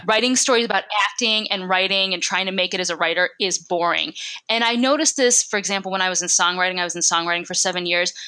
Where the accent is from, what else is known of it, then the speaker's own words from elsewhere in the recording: Michigan, United States; now in Los Angeles, United States; I'm from Michigan